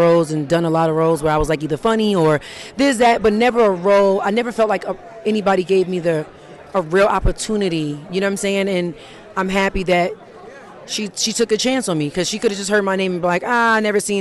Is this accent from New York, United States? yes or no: yes; New York City, New York, United States; I'm from Harlem